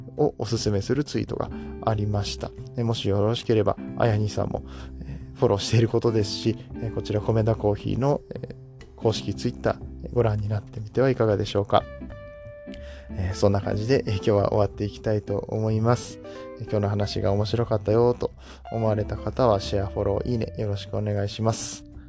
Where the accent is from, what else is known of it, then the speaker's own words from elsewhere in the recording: Nagoya, Aichi, Japan; moved away as an adult; now in Kobe, Japan; 実は僕も名古屋なんですよ、出身が。えー、ほとんどずっと人生の大半を名古屋で過ごしておりまして、え神戸に今は住んでいるんですけれども